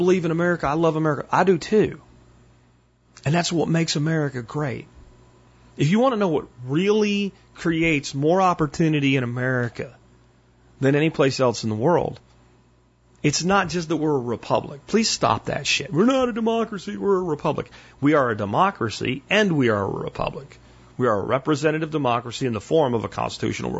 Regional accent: Red Bank, New Jersey, United States; now in Texas, United States; I was born in New Jersey, Red Bank

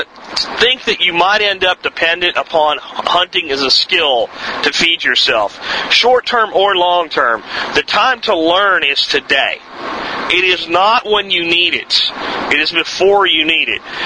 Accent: Pennsylvania, United States; now in Texas, United States; I grew up in Pennsylvania hunting squirrels

